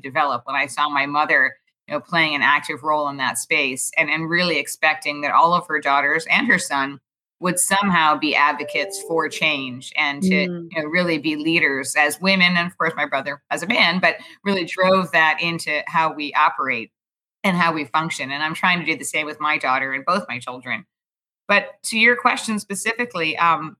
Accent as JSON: {"language": "English", "town": "New York City", "region": "New York", "country": "United States", "tie": "born or raised there", "also_born_or_lived": "Houston, Texas", "said": "I grew up in Manhattan, actually on the Upper East Side of Manhattan in New York City"}